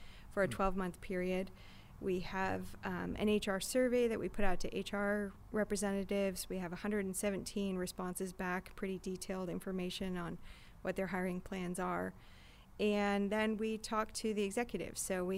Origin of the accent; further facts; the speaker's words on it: Michigan, United States; now in San Diego, United States; I grew up in Michigan.